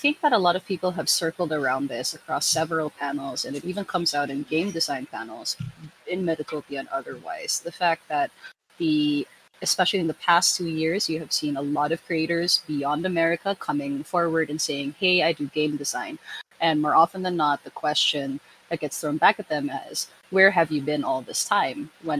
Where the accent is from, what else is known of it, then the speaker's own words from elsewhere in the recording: Philippines; also born or lived in Manila; I'm coming to you from a lovely evening in Futureland, Manila. I am a queer designer and I'm Filipino.